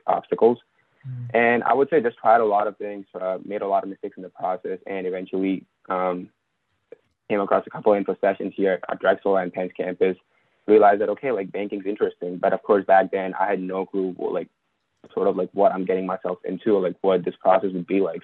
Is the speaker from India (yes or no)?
yes; India; moved away as an adult; now in United States; I'm also originally from India. So, I was also an international student.